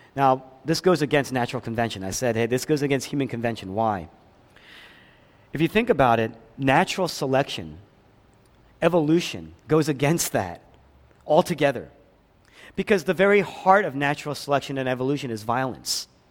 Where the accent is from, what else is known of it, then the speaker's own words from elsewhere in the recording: Philadelphia, Pennsylvania, United States; moved away; I grew up in Philadelphia.